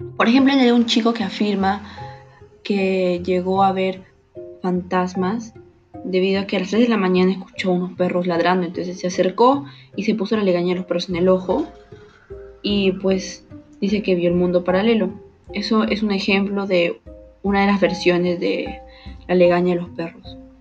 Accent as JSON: {"language": "Spanish", "country": "Peru", "said": "como peruanos"}